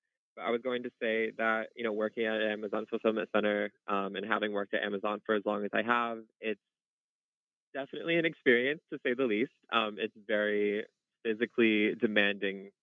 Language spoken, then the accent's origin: English; Connecticut, United States; moved away as an adult; now in New York, United States; I am originally from Connecticut